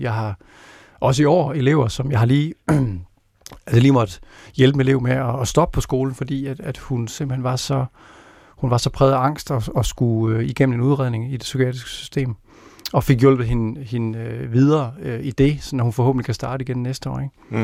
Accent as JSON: {"language": "Danish", "town": "Randers", "region": "Central Denmark Region", "country": "Denmark", "tie": "born or raised there", "said": "Jeg voksede op i Randers"}